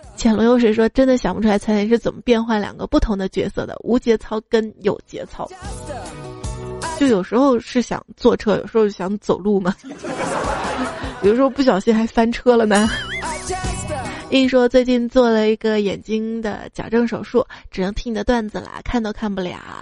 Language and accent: Chinese; Northeast China, China; 我们东北这边儿